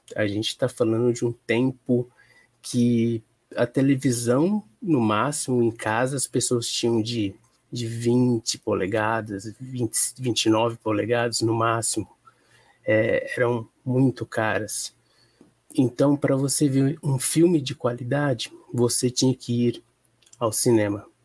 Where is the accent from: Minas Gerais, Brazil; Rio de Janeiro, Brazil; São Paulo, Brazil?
São Paulo, Brazil; Penápolis; Sou do interior de São Paulo, Penápolis, uma cidade que sofre com a distribuição do cinema nacional.